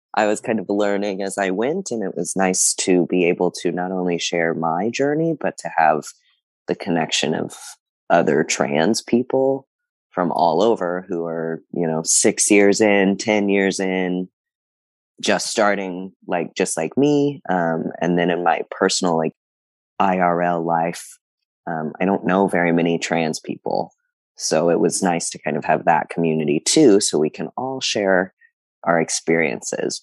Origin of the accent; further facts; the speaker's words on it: South Texas, United States; I come from South Texas, um, where I just never even knew trans people existed, and so the community of people that I grew up in know nothing about trans people.